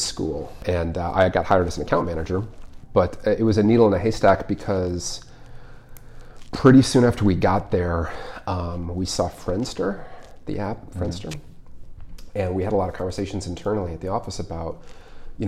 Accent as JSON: {"language": "English", "town": "Colorado Springs", "region": "Colorado", "country": "United States", "tie": "born or raised there", "also_born_or_lived": "Boulder / Seattle", "moved": "as an adult", "said": "Colorado. I grew up in Colorado Springs"}